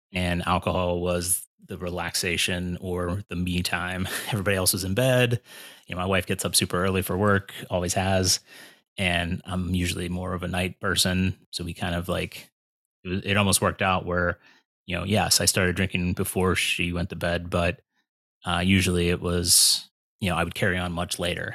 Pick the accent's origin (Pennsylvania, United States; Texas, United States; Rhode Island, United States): Pennsylvania, United States; moved away as an adult; now in Cleveland, United States; I'm from Pennsylvania